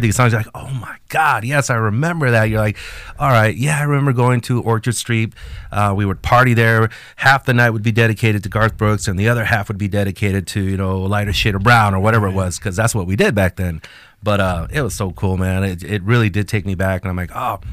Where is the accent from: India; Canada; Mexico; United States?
Mexico; first language Spanish; English is a second language; moved away; us Mexicans uh, grew up